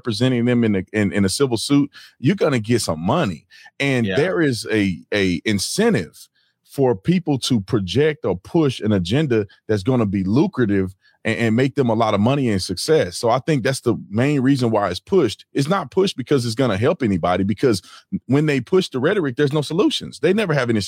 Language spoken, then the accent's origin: English; Fort Worth, Texas, United States; Fort Worth, Texas